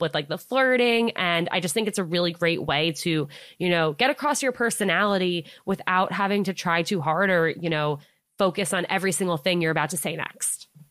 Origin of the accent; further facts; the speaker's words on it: Westchester, New York, United States; I grew up in Westchester, New York, so right outside of the city